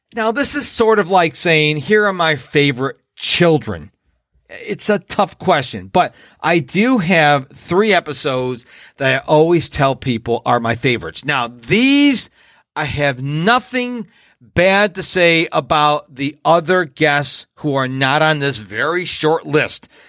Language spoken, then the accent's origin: English; Rochester, New York, United States; I was born and raised in Rochester, New York.